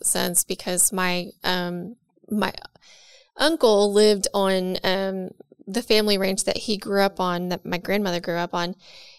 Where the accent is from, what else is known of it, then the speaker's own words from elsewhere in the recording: West Texas, United States; I grew up in West Texas.